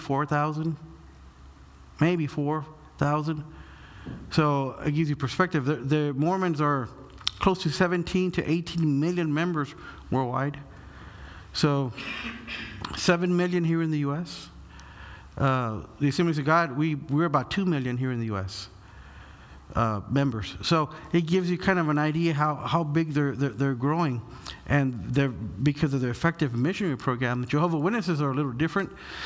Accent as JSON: {"language": "English", "town": "Corpus Christi", "region": "Texas", "country": "United States", "also_born_or_lived": "Brooklyn, New York", "moved": "yes", "lives_now": "Kansas City, United States", "said": "I'm originally lived from Corpus Christi, Texas, South Texas"}